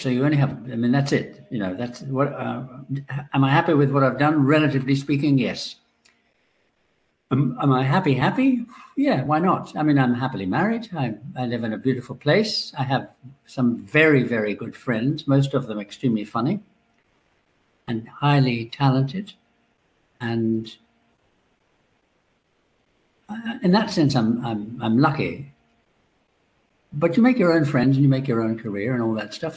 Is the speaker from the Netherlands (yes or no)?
no; Ireland; I'm Irish